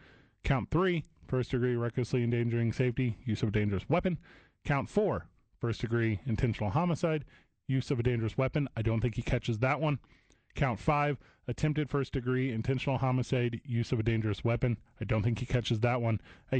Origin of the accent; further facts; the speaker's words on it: East St. Louis, Illinois, United States; My hometown is East St. Louis, Illinois.